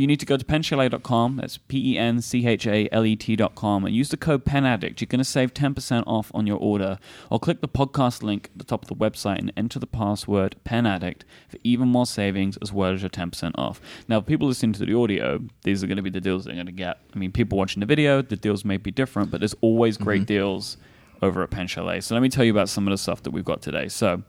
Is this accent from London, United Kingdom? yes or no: yes; London, United Kingdom; like, I kept getting a lot of, like, where are you from, boy? And I'm like, London.